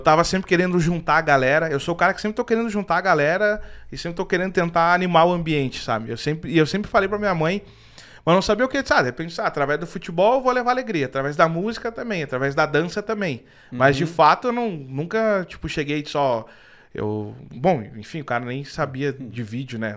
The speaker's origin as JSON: {"language": "Portuguese", "region": "Rio Grande do Sul", "country": "Brazil", "said": "eu também, por ser gaúcho, tem muita galera que acha que eu não sou gaúcho"}